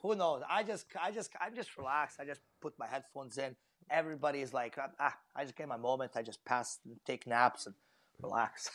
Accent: Vancouver, British Columbia, Canada; it is my hometown

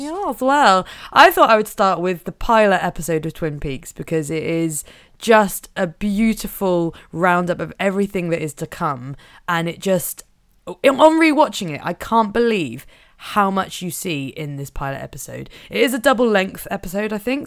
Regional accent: Norfolk, East of England, United Kingdom; I am from Norfolk

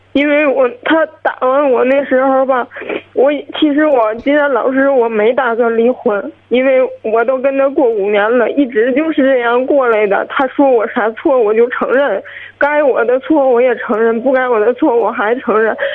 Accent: Qinhuangdao, Hebei, China; 我是秦皇岛的

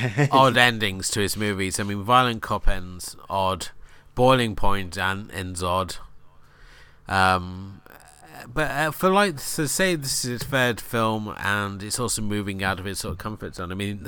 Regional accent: Newquay, South West England, United Kingdom; I grew up in Newquay, and okay, I was a skater punk, and we hated the surfers because the surfers felt that they ran the town

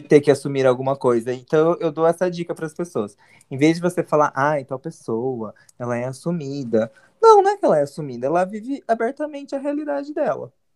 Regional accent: Mogi das Cruzes, São Paulo, Brazil; nós dois somos de Mogi

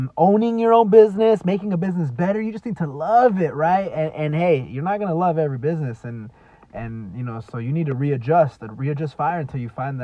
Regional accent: Dallas, Texas, United States; I'm from Dallas, Texas

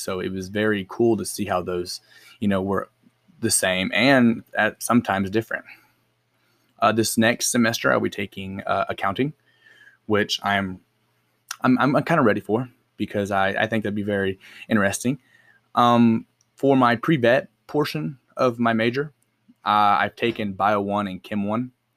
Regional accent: El Reno, Oklahoma, United States; I grew up in El Reno, born and raised

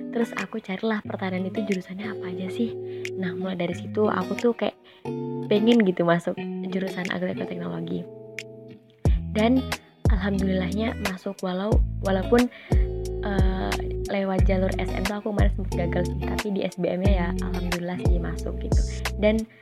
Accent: Tenggarong Seberang, East Kalimantan, Indonesia; asalku dari Tenggara Seberang, tepatnya di Separi 1.

